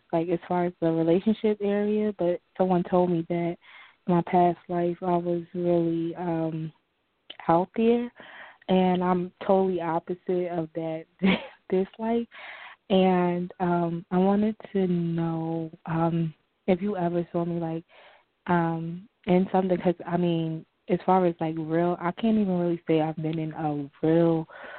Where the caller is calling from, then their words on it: New Jersey, United States; calling from New Jersey